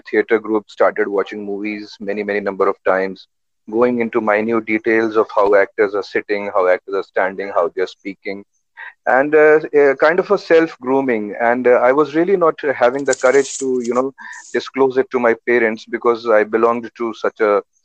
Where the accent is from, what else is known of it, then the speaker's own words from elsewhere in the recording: Uttar Pradesh, India; I was born in Uttar Pradesh, and my family, everyone was like, in government jobs